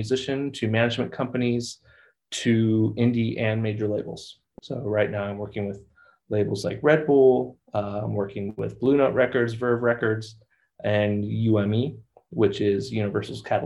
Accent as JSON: {"language": "English", "area": "Bay Area", "region": "California", "country": "United States", "tie": "born or raised there", "said": "I grew up in the Bay Area"}